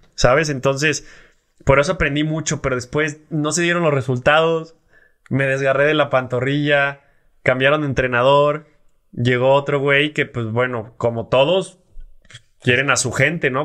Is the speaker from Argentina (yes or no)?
no; Mexico; nosotros como mexicanos